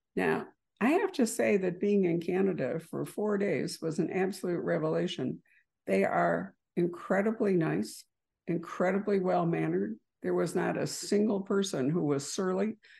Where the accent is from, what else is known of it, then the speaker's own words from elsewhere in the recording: Lake Michigan, Midwest, United States; I grew up in Lake Michigan